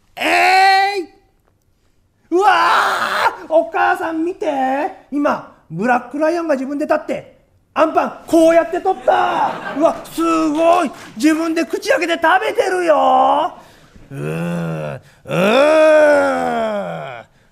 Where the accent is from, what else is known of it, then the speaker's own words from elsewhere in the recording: Wakayama, Japan; moved away; 私ねあのね関東出身じゃないんですよえー、和歌山出身でございまして